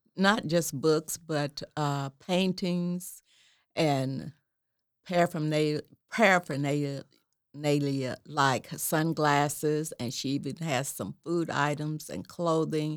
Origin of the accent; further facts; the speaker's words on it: Atoka, Oklahoma, United States; I was born and raised in Atoka, Oklahoma